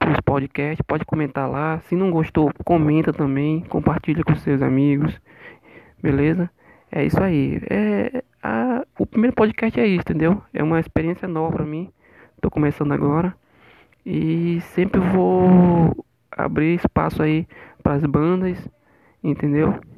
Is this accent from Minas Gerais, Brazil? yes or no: no; Amazonas, Brazil; sou daqui, uma, sou daqui de Maitá, Amazonas